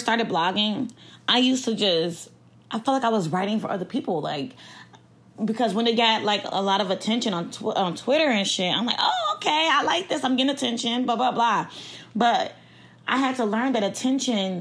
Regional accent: Chicago, Illinois, United States; from Chicago, Illinois

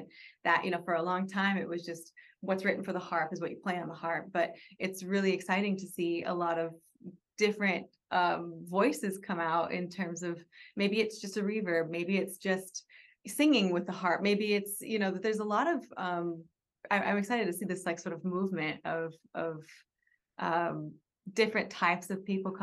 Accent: Kauai, Hawaii, United States; also born or lived in New York / London / Los Angeles; now in Joshua Tree, United States; I grew up in Kauai, but I don't have Hawaiian roots per se

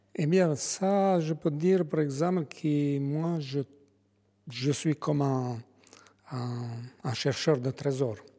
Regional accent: Albania; French is a second language; now in France; Je suis originaire de, l'Albanie, mais je suis français

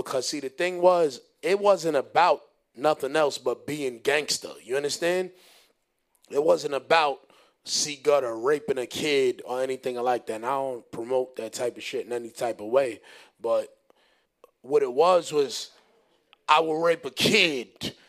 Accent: Honduras; But besides that, I ain't doing no basketball, son. I'm from Honduras.

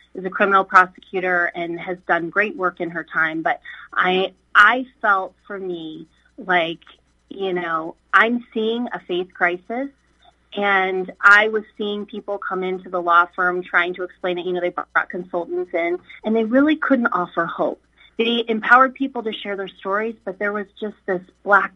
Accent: Midwest, United States; I grew up in the Midwest

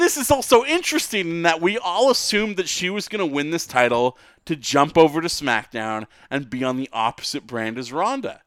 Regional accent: Vancouver, British Columbia, Canada; we're both from Vancouver

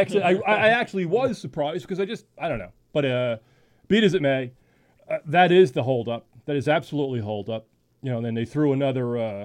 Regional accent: Bellmore, New York, United States; I'm from Belmore

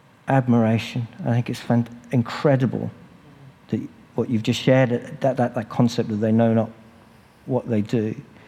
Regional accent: England, United Kingdom; accent: English

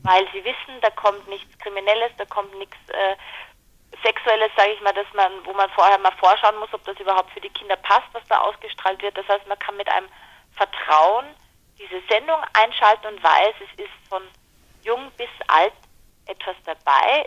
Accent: Mostviertel, Lower Austria, Austria; eine Niederösterreicherin, eine Mostviertlerin, das ist meine Heimat quasi, aus der ich komme

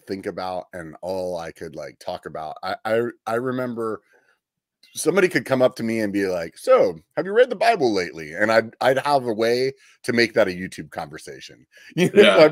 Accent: Pennsylvania, United States; moved away; also born or lived in Northern California; I'm from Pennsylvania originally, and we would ride in the snow and in the winter

